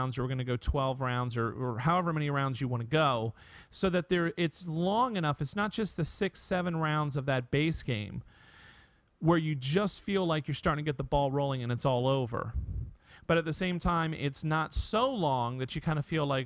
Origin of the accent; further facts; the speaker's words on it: United States; also born or lived in Connecticut; as an American male